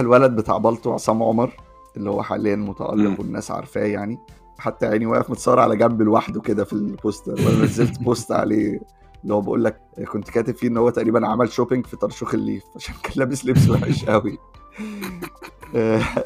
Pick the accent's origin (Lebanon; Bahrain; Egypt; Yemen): Egypt; احنا بالنسبه لنا كمصريين